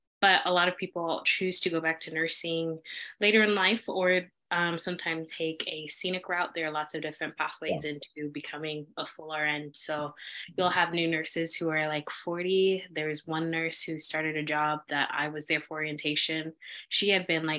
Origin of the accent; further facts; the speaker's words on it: Kansas City, United States; moved away as an adult; born and raised in Kansas City